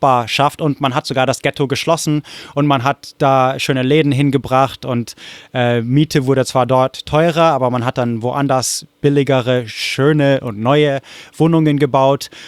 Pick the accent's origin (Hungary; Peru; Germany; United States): United States; Corvallis, Oregon; German is a second language; Wo, wo ich herkomme, in Corvallis, Oregon, war die katholische Kirche St. Mary's zum Beispiel eines der Punkte.